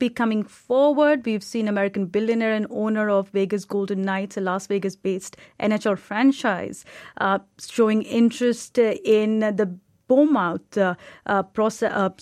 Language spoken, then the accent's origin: English; India; I'm from India as well